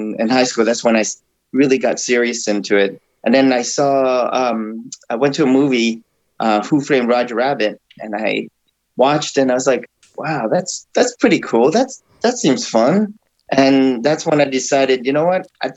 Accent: Oregon, United States; I grew up in Oregon

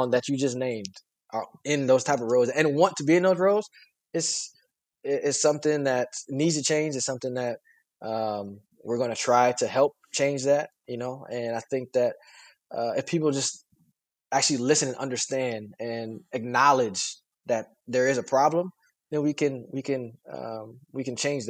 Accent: Fort Wayne, Indiana, United States; it's the city that I grew up

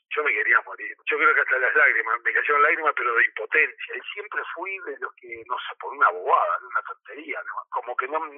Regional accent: Uruguay; moved away as an adult; nací acá, eh, soy un uruguayo más.

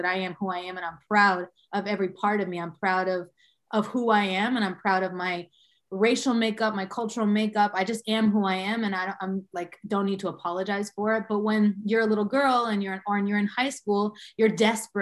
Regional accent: Boston, Massachusetts, United States; also born or lived in Cambridge, Massachusetts / Dominican Republic; I was born here in Boston. I was born specifically in the hospital in Cambridge. And I grew up in Jamaica Plain, moved here to Jamaica Plain, Boston, I believe I was in the second grade.

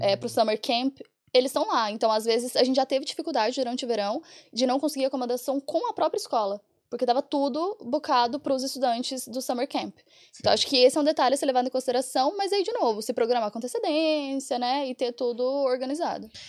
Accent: Goiás, Brazil; moved away as an adult; now in Ireland; eu sou de Goiás

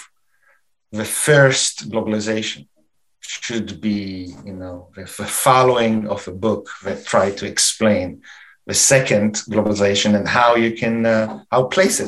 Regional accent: Canada; we are Canadian

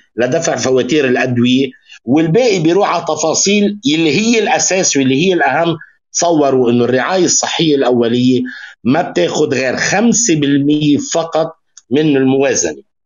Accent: Lebanon; عندنا بلبنان

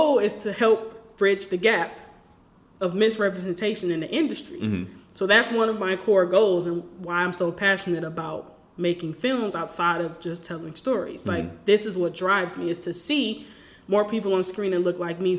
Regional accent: Detroit, Michigan, United States; I'm from Detroit, born and raised.

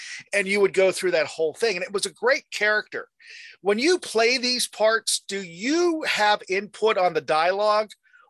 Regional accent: Western Pennsylvania, United States; I'm from Western Pennsylvania

